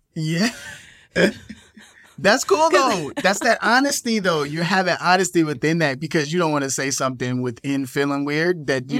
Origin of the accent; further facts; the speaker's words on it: Chicago, Illinois, United States; I'm from Chicago